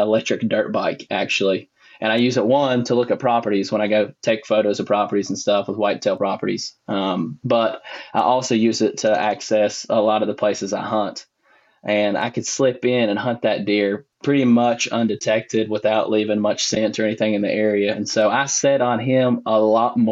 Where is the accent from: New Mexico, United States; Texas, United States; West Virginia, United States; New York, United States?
West Virginia, United States; Boone County; I am originally from Boone County, West Virginia. I grew up on Route 85